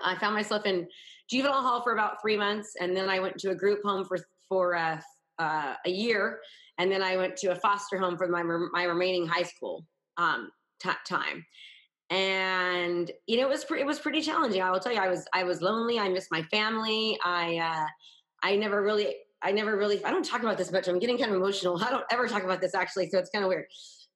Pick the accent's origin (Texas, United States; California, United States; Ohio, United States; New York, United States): California, United States; Northern; I grew up in Northern California, about an hour from San Francisco